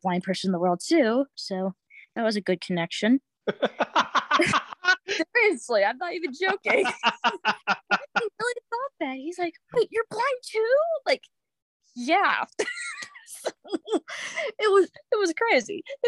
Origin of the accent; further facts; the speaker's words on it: Winston-Salem, North Carolina, United States; now in Westfield, United States; I'm from Winston-Salem, North Carolina, but live in Westfield, Massachusetts